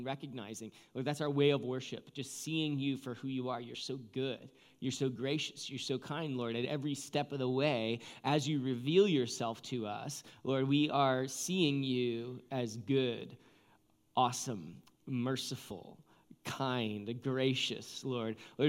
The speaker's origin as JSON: {"language": "English", "town": "Seattle", "region": "Washington", "country": "United States", "said": "Well, we're from Seattle, so we know about this stuff."}